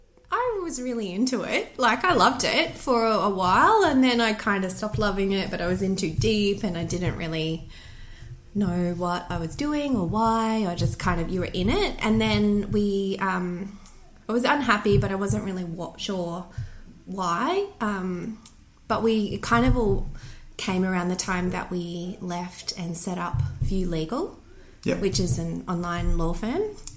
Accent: Bundaberg, Queensland, Australia; now in Brisbane, Australia; I grew up in Bundy. I'm a Bundaberg girl.

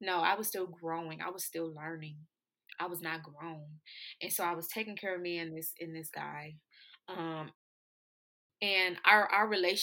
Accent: Flint, Michigan, United States; my hometown is Flint, Michigan

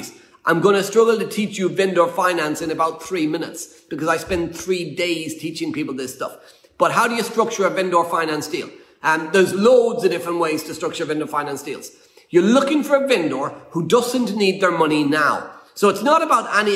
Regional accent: Ireland; moved away; we're an Irish family.

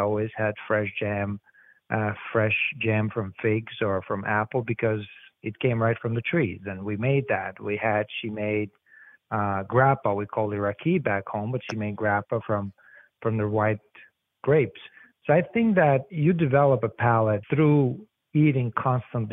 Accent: Albania; now in New Jersey, United States; My background of food, I mean, goes back from my home country, which is Albania

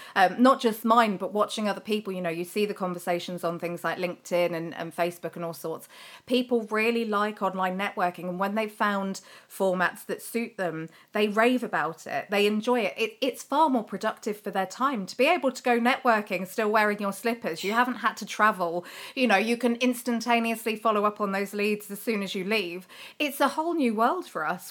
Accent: United Kingdom; we're terribly British

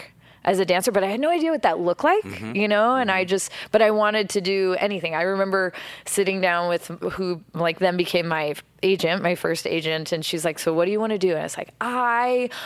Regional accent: outside of Portland, Oregon, United States; moved away as an adult; now in Los Angeles, United States; I grew up outside of Portland, Oregon.

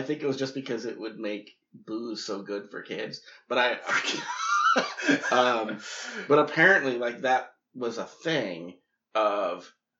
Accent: New York, United States; moved away; I grew up in New York

